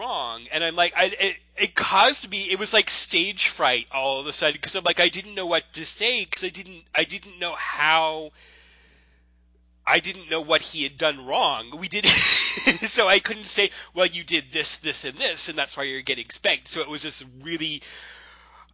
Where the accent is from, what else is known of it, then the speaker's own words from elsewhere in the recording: Florida, United States; growing up in Florida